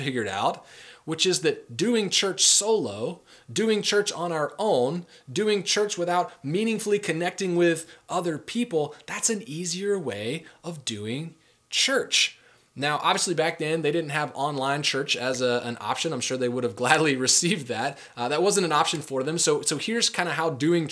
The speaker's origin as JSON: {"language": "English", "country": "United States", "said": "we're modern American people"}